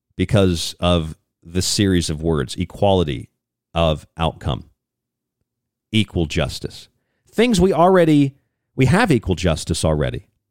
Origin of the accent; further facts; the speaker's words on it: St. Petersburg, Florida, United States; I'm from St. Petersburg, Tampa Bay, Florida